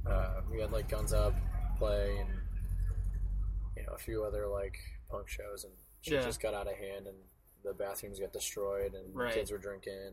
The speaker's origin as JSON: {"language": "English", "town": "Candia", "region": "New Hampshire", "country": "United States", "tie": "born or raised there", "also_born_or_lived": "Manchester, New Hampshire", "said": "I was born in Manchester, New Hampshire. I lived there until I was like four, and then my parents built a house in Candia, New Hampshire, which is like 15 minutes away."}